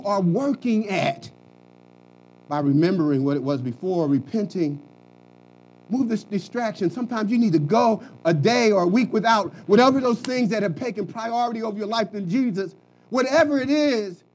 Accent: Philadelphia, Pennsylvania, United States; moved away; also born or lived in Dallas; I'm from Philly.

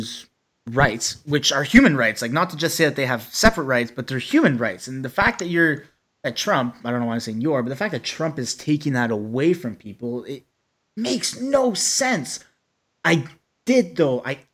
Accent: Ottawa, Ontario, Canada; we're childhood friends from Ottawa

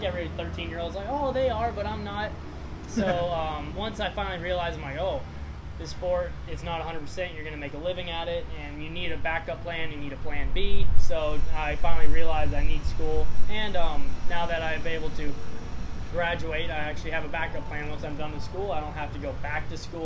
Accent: Memphis, Tennessee, United States; But I'm from Memphis, Tennessee, originally.

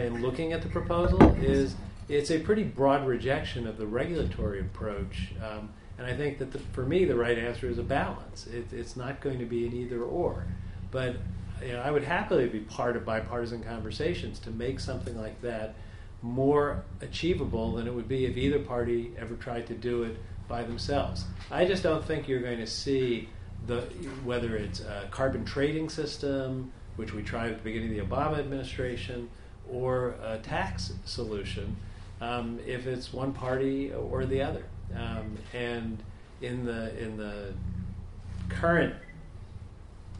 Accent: New York City, New York, United States; I worked for Tip O'Neill, I'm from Queens

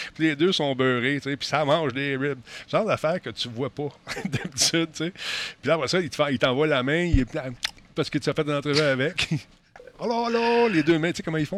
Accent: Quebec, Canada; en tant que Québécois

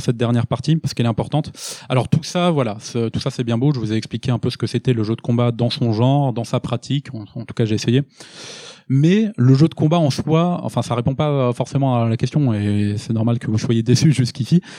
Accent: France; nous en tant que Français

